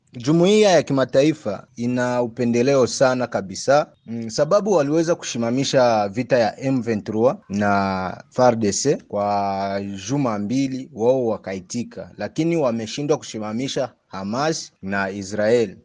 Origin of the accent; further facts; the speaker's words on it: Rutshuru, North Kivu, DR Congo; now in Kampala, Uganda; naishi hapa Kampala, lakini mimi ni mkongomani kutoka Ruchuru, Nord Kivu